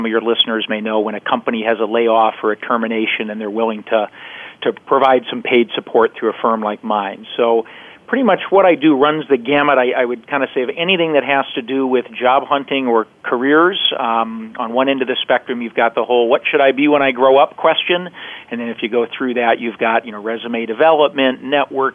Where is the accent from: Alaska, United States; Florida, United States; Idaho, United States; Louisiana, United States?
Alaska, United States; moved away as an adult; also born or lived in Seattle; I grew up in Alaska